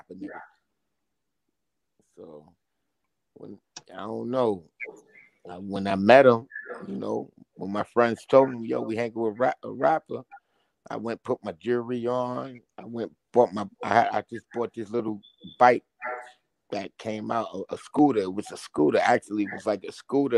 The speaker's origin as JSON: {"language": "English", "town": "New York City", "region": "New York", "country": "United States", "tie": "born or raised there", "also_born_or_lived": "Jersey City, New Jersey", "accent": "Brooklyn", "said": "I was born in Jersey City and raised in Brooklyn"}